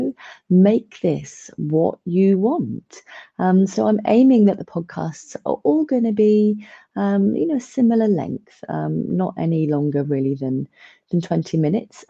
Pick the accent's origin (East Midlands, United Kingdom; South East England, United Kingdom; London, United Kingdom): South East England, United Kingdom; Milton Keynes; I'm originally from the Milton Keynes area